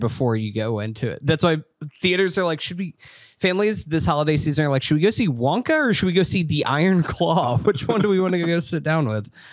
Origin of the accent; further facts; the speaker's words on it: Tallahassee, Florida, United States; we're from Tallahassee. Obviously, grew up a Florida State fan